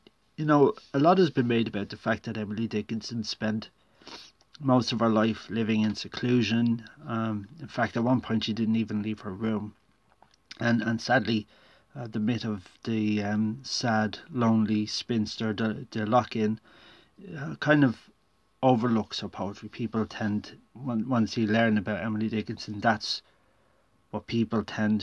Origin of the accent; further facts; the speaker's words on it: Ireland; I'd had to read poets like Heaney and Yeats in school, growing up in Ireland